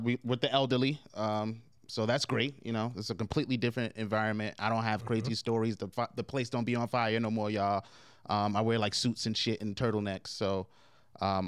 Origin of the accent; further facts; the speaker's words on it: New York City, New York, United States; I'm from Harlem